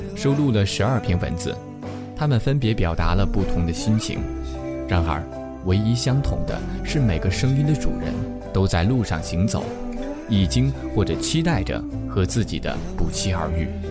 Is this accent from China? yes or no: yes; northern China, China; 作为北方人的我